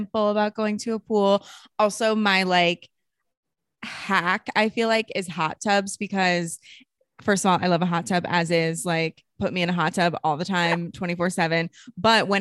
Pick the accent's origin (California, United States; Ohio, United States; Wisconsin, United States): Ohio, United States; moved away as an adult; now in Los Angeles, United States; I grew up in Ohio